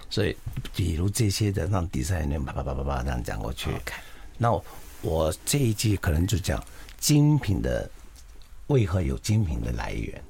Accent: Taiwan; 我们台湾好像刺青很有名的

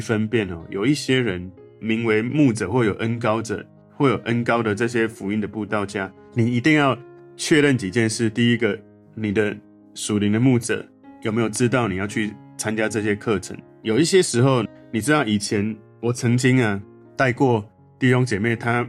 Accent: Taiwan; 其实台湾人很喜欢学习跟上课

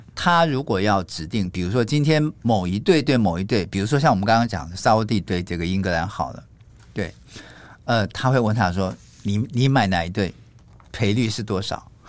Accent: Taiwan; moved away as an adult; also born or lived in mainland China; now in China; 灰色收入跟黑色收入是我们台湾这边很难看得到

